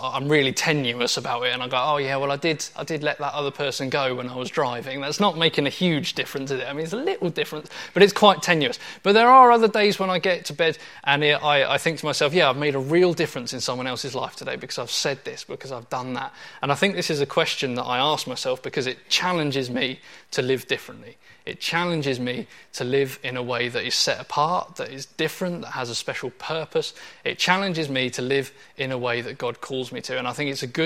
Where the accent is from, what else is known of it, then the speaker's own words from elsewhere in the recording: Portsmouth, South East England, United Kingdom; When I was a teenager, I grew up in Portsmouth